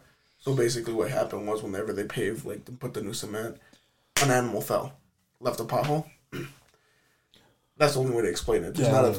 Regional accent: Chicago, Illinois, United States; He's like, where are you guys from? We're like, Chicago.

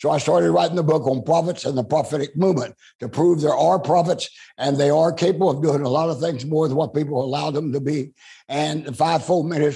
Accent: Oklahoma, United States; moved away; also born or lived in Amarillo, Texas; I'm born and raised in Oklahoma

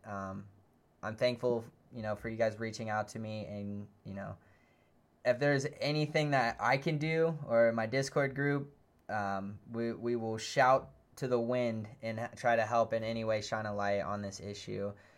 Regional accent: United States; being an American VGC player

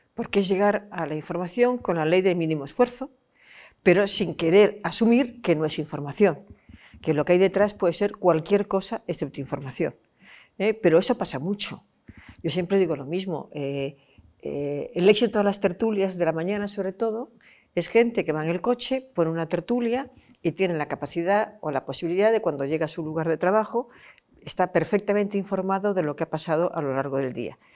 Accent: Vigo, Galicia, Spain; now in Madrid, Spain; yo que vivo en Madrid, pero que soy mm, mm, gallega y de la provincia de Pontevedra y de Vigo

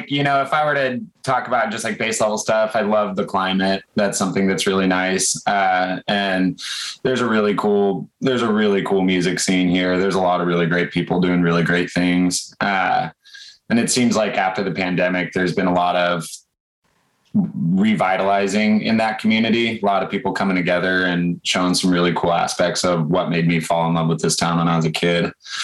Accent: Troutdale, Oregon, United States; also born or lived in Portland, Oregon; Yeah, I grew up, I spent a lot of time when I was a kid out in Troutdale area, little suburbs outside of the city. And then when it was like eighth grade, I think I moved into the city

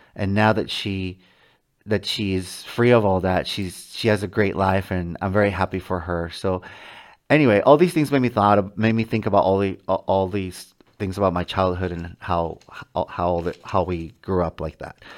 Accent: Mexico; moved away; when I was a child growing up in Mexico with my mom and my dad

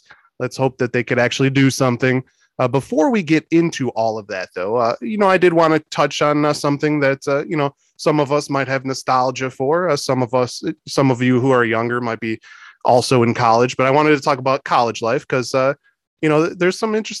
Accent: Chicago, Illinois, United States; also born or lived in Whitewater, Wisconsin; where we grew up in Chicago

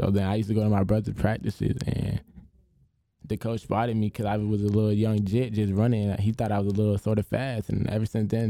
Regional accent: Atlanta, Georgia, United States; I'm originally from born and raised in Atlanta, Georgia.

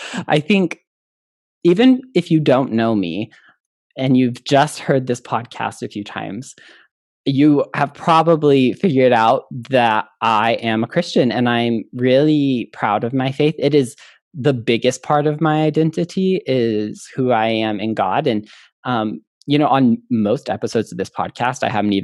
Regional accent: Midwest, United States; I grew up in the Midwest

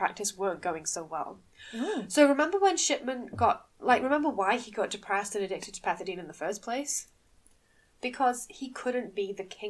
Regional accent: Manchester, North West England, United Kingdom; So if you can't tell from our accents, a lot of people can't tell, but no, we are actually from Manchester.

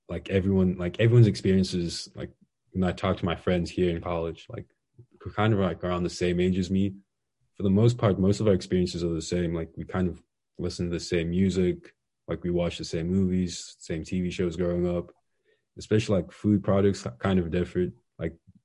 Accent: Zambia; moved away; Being from Zambia, like especially like growing up in Zambia

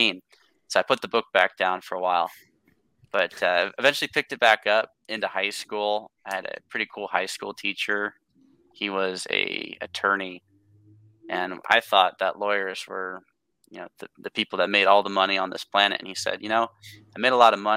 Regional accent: Tacoma, Washington, United States; born and raised in Tacoma. It's just south of Seattle, Washington

